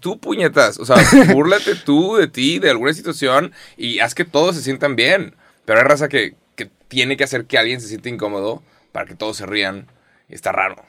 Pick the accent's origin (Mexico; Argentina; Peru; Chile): Mexico; soy mexicano